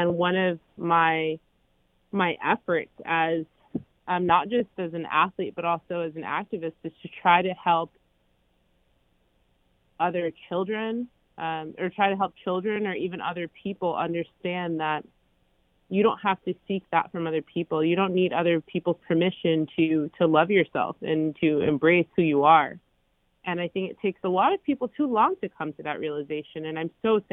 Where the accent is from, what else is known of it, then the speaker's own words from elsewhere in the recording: Maplewood, New Jersey, United States; I was born in Maplewood, New Jersey, and I grew up with the same kids my whole life.